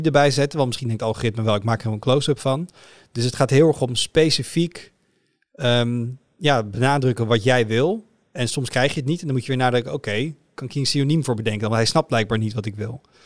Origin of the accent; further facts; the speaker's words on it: Netherlands; als Nederlander met een elektrische auto